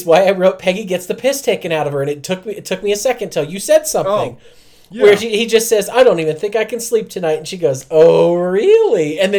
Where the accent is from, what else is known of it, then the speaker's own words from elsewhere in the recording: United States; I'm from America, okay?